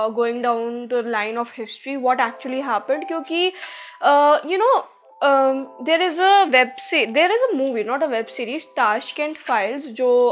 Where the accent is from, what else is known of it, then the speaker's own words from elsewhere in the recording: India; accent: Indian; मेरा कोई एक्सेंट है भी नहीं भाई एकदम इंडियन एक्सेंट है